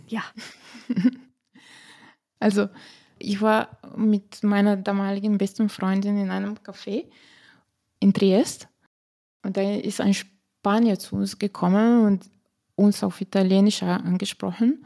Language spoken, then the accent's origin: German; Slovenia; accent: Slavic; German is a second language; moved away as an adult; also born or lived in Vienna, Austria; now in Wolfsthal, Austria; bei uns in Slowenien